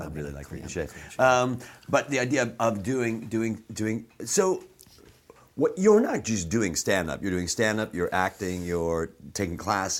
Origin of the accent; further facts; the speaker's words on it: Chicago, Illinois, United States; Fucking Irish Catholic, man. I've said it before on the show. But I grew up in Chicago, which is all, you know, a lot of Irish Catholics in Chicago.